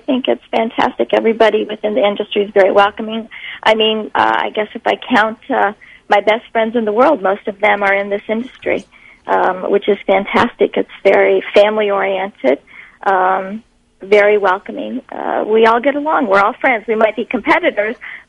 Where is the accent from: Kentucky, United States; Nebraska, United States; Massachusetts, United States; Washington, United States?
Nebraska, United States; moved away as an adult; also born or lived in California; I'm from Nebraska. I grew up in Nebraska.